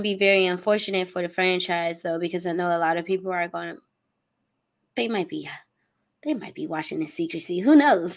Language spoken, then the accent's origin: English; United States; as an American